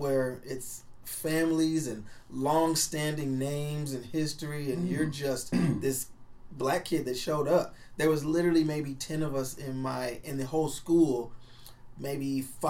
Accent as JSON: {"language": "English", "town": "Omaha", "region": "Nebraska", "country": "United States", "tie": "born or raised there", "said": "I was kind of an outcast in a different way growing up because I'm from North Omaha."}